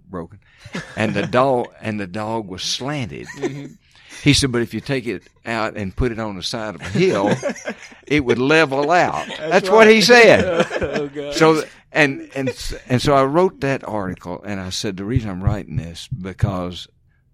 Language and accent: English; Mississippi, United States; I grew up in Mississippi